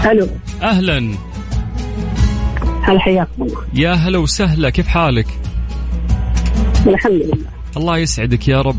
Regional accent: Mecca, Makkah Province, Saudi Arabia; أنا من مكة من مكة مكة حقنا

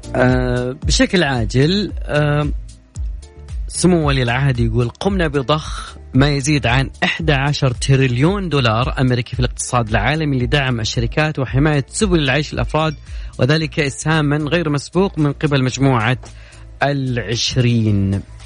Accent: Saudi Arabia; كلنا كسعوديين

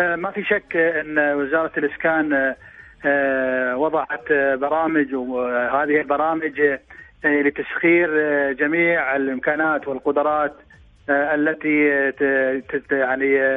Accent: Saudi Arabia; نحن كمواطنين سعوديين

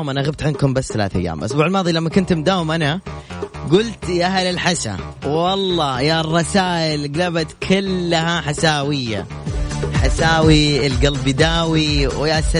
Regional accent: Yemen; now in Mecca, Saudi Arabia; لا والله يمني يا اخوي

